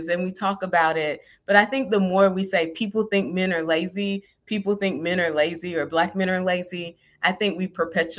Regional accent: the South, United States; me growing up in the South

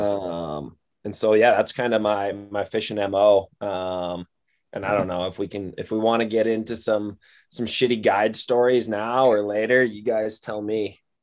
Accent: Wisconsin, United States; moved away as an adult; also born or lived in Iowa; now in Missoula, United States; I grew up in Wisconsin.

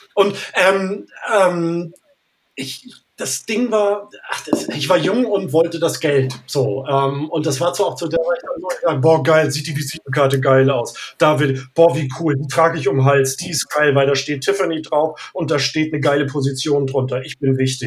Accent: Northern Germany, Germany; Ich bin Norddeutscher

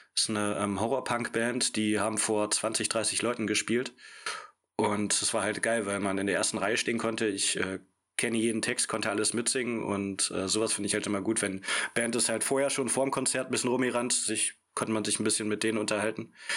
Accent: near Magdeburg, Saxony-Anhalt, Germany; moved away as an adult; also born or lived in Stuttgart; now in Berlin, Germany; Wir kommen äh, beide aus Richtung Magdeburg

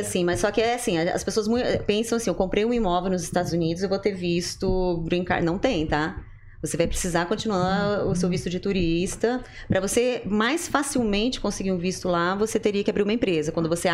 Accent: Brazil; moved away; also born or lived in Japan; eu sou do Brasil

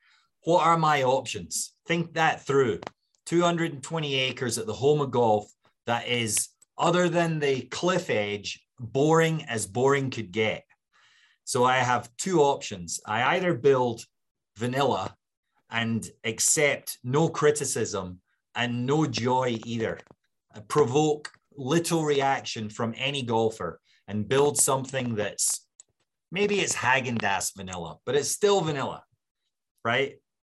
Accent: Scotland, United Kingdom; And as a Scot, I was willing to accept it.

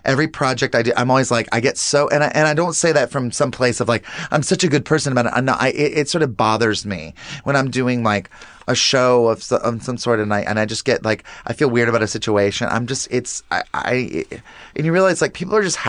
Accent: the South, United States; the way I was raised and just in the South too

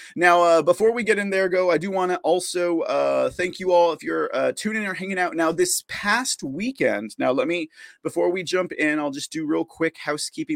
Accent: San Antonio, Texas, United States; here in my hometown

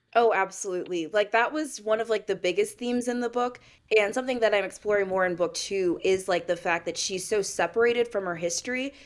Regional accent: St. Louis, Missouri, United States; also born or lived in Maine; I'm from Saint Louis, uh, Missouri, but I went to school in the suburbs

